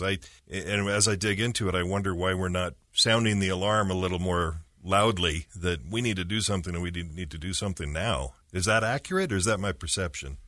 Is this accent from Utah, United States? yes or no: yes; Utah, United States; I grew up in Utah County, and so my whole life, driving around the point of the mountain